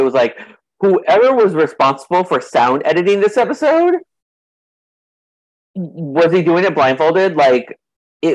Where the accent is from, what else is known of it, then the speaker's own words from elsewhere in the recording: Southern California, United States; moved away; I'm from Southern California originally